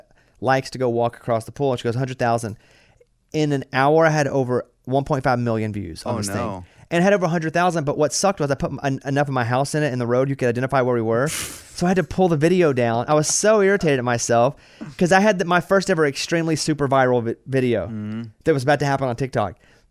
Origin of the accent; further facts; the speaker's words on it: Arkansas, United States; When I grew up in Arkansas, we didn't get snow often.